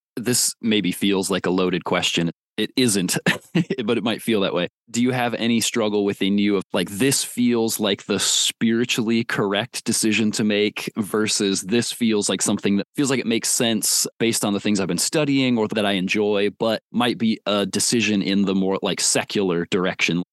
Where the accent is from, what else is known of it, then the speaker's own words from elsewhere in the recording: Warsaw, Indiana, United States; That is my hometown. I am from Warsaw, Indiana